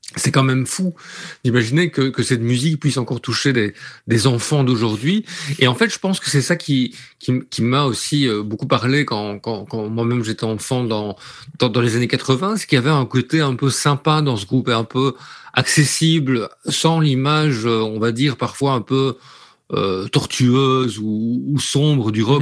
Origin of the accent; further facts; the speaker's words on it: Liège, Wallonia, Belgium; je suis originaire de Liège